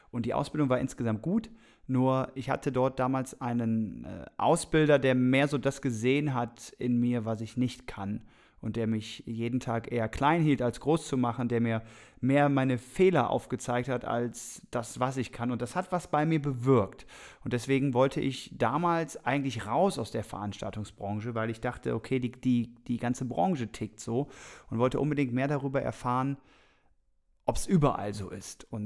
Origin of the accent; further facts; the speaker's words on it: Krefeld, North Rhine-Westphalia, Germany; born there; Die Reise ging los damals 1985 und zwar, ich bin geboren in Krefeld und auf jeden Fall das Rheinland ist auf jeden Fall schon mal die Brücke zu Bonn.